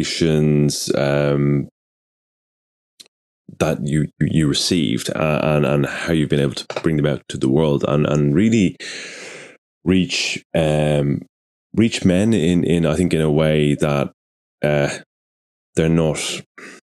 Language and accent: English; Ireland; I'm Irish